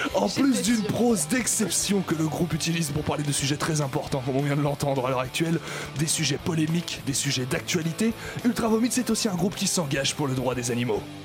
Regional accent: France

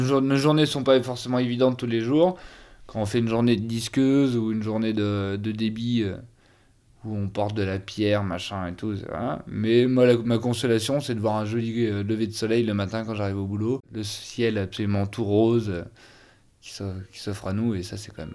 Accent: northern Ardèche, Auvergne-Rhône-Alpes, France; Je suis né en Ardèche, dans le Nord Ardèche, au milieu de Saint-Joseph, côte condrieux Condrieu

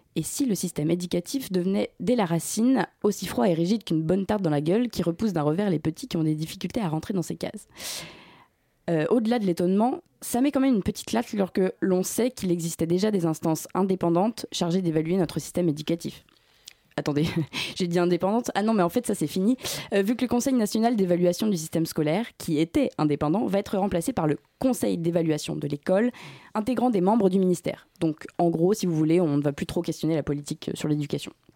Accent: Brittany, France; je viens de Bretagne

